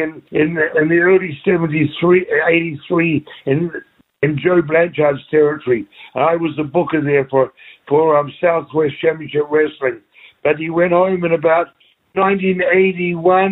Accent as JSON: {"language": "English", "country": "New Zealand", "moved": "as an adult", "said": "we were known as the New Zealand Kiwis"}